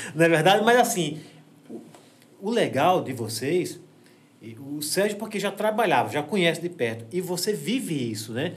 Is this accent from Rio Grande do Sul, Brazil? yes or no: no; Água Branca, Alagoas, Brazil; moved away as an adult; also born or lived in São Paulo; now in Delmiro Gouveia, Brazil; Eu sou de Delmiro, eu sou de Água Branca, da Serra uhum. da Jurema, em, em, Água Branca